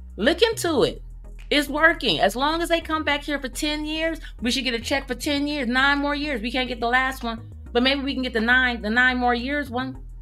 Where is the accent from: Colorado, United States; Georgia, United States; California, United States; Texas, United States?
California, United States; Oakland; now in Las Vegas, United States; I am originally originally from Oakland, California, but um, I live in Vegas